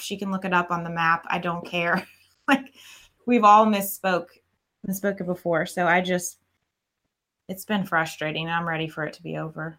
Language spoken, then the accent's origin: English; Atlanta, Georgia, United States; moved away; I'm from Atlanta and I moved down here